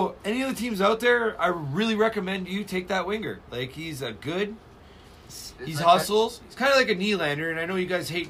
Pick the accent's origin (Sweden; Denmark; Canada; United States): Canada; Toronto, Ontario; I'm from Toronto.